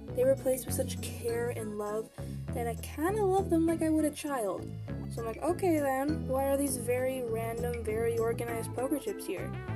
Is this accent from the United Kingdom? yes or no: no; Canada; I'm Canadian